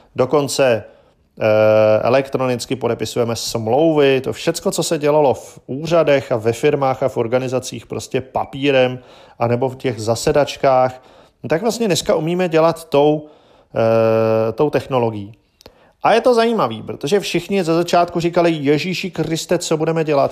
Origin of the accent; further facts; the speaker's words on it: Czechia; my u nás v Čechách